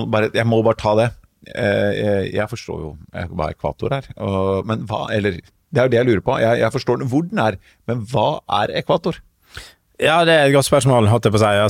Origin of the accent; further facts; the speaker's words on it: Sunnfjord, Vestland, Norway; nå er jeg vestlending fra Sunnfjord